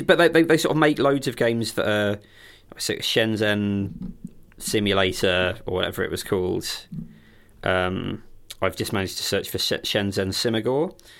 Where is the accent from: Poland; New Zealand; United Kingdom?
United Kingdom; countryside near Crawley, South East England; growing up with Crawley as the nearest, like, big town is not fun